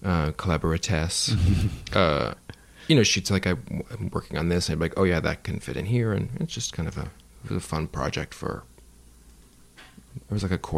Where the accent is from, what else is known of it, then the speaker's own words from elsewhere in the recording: Midwest, United States; And growing up in the Middle West, it was whatever.